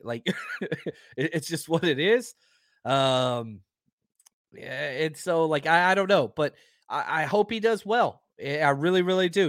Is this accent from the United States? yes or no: yes; the South, United States; I'm from the South.